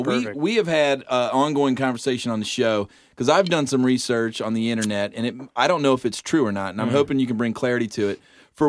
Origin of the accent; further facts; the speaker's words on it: Kentucky, United States; I'm from Kentucky